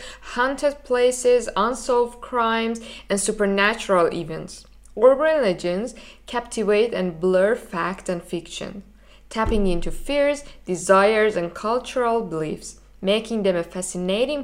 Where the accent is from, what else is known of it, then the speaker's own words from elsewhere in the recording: Iran; moved away as an adult; now in Germany; from Iran